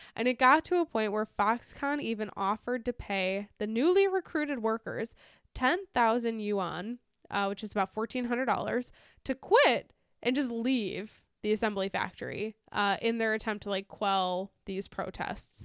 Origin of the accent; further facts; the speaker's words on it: United States; as an American